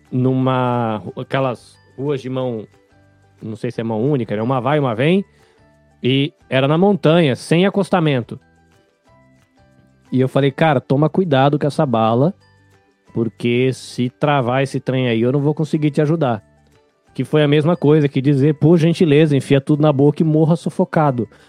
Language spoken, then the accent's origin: Portuguese; São Paulo, Brazil; also born or lived in Bahia; now in Japan; eu sou baiano, mas eu cresci no interior de São Paulo.